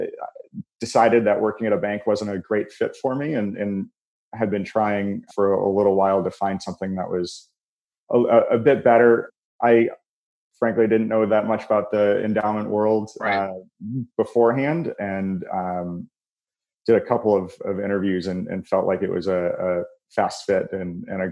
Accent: Chicago, Illinois, United States; also born or lived in St. Louis; I'm a Chicagoan through and through. I grew up in the suburbs here

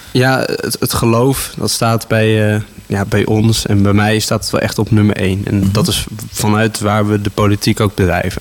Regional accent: Houten, Utrecht, Netherlands; also born or lived in Gouda; Ik ben in Gouda geboren. Ik heb daar de eerste vijf jaar van mijn leven gewoond. En eh, daarna ben ik naar Houten verhuisd. En eh, sindsdien woon ik hier met veel plezier in Houten

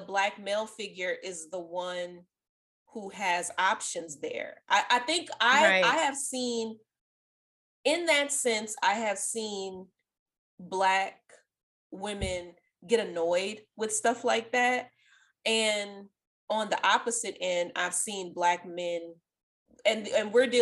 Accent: New Orleans, Louisiana, United States; Even when I was like super young, living in New Orleans East

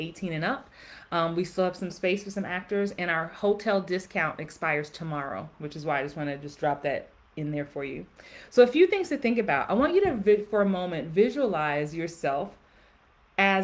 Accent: Jamaica; I am Jamaican also

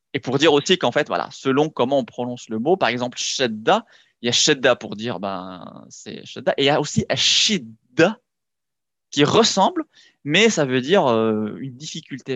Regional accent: Morocco; je suis franco-marocain, je suis né au Maroc, j'ai grandi là-bas

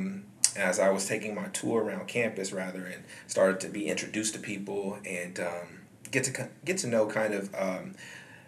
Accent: Anderson, Indiana, United States; also born or lived in Panama; I was raised in Anderson, Indiana

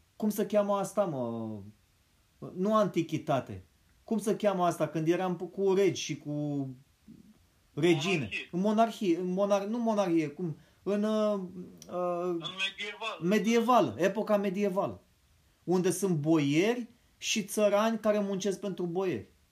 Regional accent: Romania

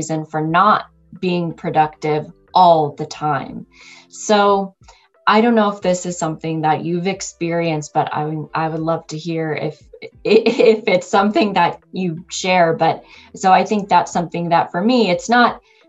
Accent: United States; I'm American working in US-based organization

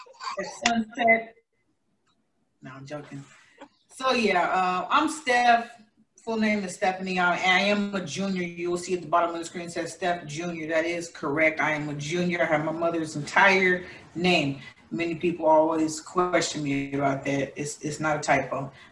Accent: Columbia, Missouri, United States; also born or lived in Tulsa, Oklahoma; now in Las Vegas, United States; And prior to that, I was in Missouri. That's my hometown. Columbia, Missouri is where I was born. Currently in Las Vegas, loving it.

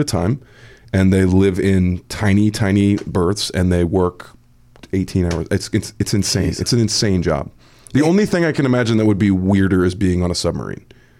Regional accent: Missouri, United States; yes, my home state

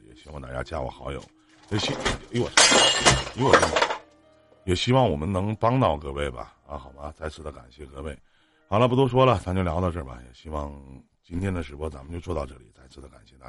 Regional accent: Northeast China, China; 我们在这个东北这边呢

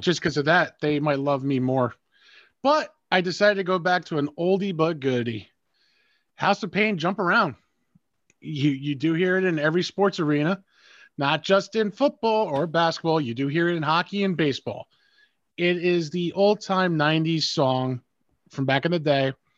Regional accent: New York, United States; as a New Yorker

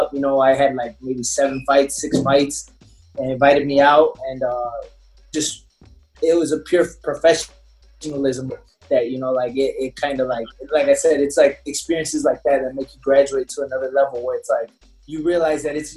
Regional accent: Chicago, Illinois, United States; I'm from Chicago

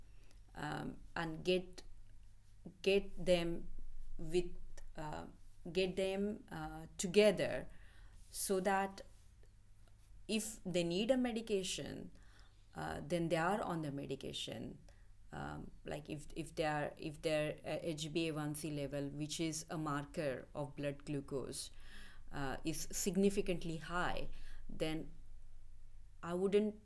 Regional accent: Mumbai, Maharashtra, India; moved away as an adult; I'm from middle class family in India, living in suburb of Mumbai

